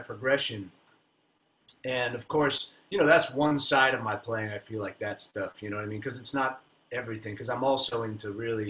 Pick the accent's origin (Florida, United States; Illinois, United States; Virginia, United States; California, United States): Florida, United States; Miami; also born or lived in New York; I was born in New York, and then we moved to Miami when I was like five or something